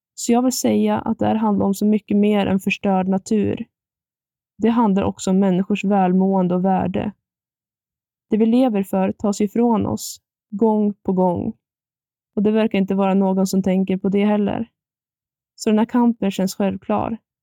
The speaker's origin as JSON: {"language": "Swedish", "town": "Ammer", "region": "Jämtland", "country": "Sweden", "tie": "born or raised there", "said": "Jag kommer från en by som heter Ammer, som ligger i Ragunda kommun. Här har jag vuxit upp och här har jag valt att bo kvar"}